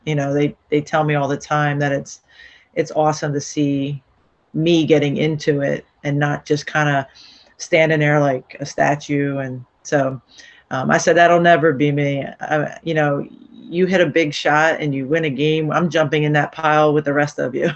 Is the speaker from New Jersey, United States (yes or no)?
yes; Barrington, New Jersey, United States; also born or lived in Baltimore, Maryland / Voorhees, New Jersey; I lived in um, Barrington first, um, so I went to you know Woodland Middle School